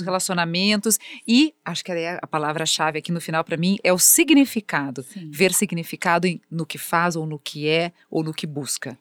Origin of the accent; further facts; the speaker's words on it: Brazil; como brasileiros